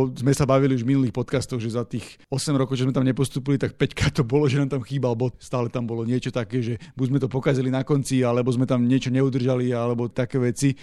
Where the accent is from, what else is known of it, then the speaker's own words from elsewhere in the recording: Slovakia; všetci sme Slováci